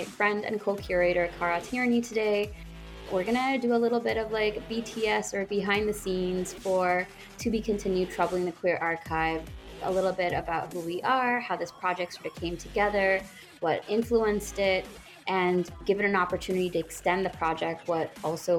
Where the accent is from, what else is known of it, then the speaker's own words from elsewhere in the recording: Bangladesh; now in Canada; I grew up in what's now known as Bangladesh before coming to Canada